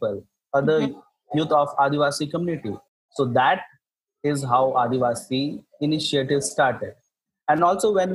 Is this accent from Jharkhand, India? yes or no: yes; site of India's first uranium mining, Jharkhand, India; My hometown is the home to India's first uranium mining